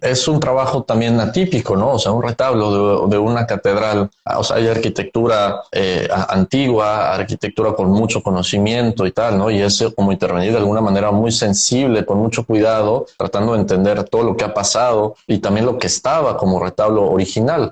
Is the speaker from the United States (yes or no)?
no; Mexico; como mexicanos y latinos